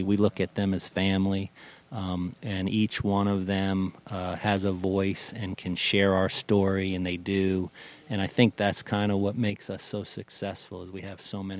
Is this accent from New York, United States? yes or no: yes; New York, United States; now in Florida, United States; and I was raised out in Long Island, and when my father retired, we ended up in Florida. Now Florida's my home.